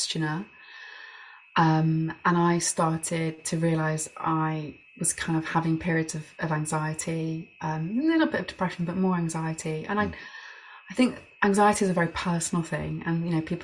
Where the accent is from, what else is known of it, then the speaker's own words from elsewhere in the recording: Birmingham, West Midlands, United Kingdom; And so I grew up in Birmingham, a big city.